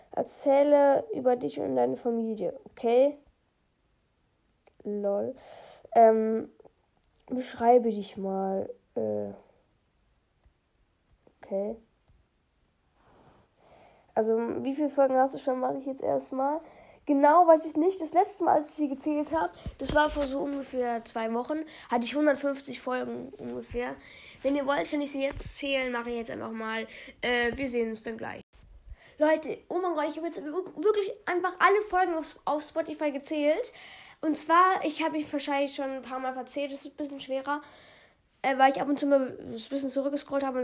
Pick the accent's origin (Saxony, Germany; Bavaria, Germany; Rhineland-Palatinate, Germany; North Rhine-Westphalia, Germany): Bavaria, Germany; aus welcher Stadt sage ich nicht, aber ich sage ähm, aus welchem Bundesland, und zwar komme ich aus Bayern.